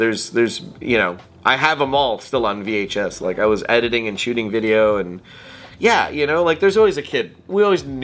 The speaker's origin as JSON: {"language": "English", "town": "Toronto", "region": "Ontario", "country": "Canada", "tie": "born or raised there", "said": "Scarborough. So Scarborough, Ontario."}